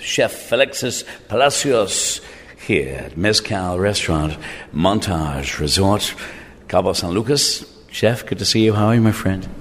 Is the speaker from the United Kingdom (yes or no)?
yes; England, United Kingdom; moved away; also born or lived in Ireland; I grew up in England, in Ireland.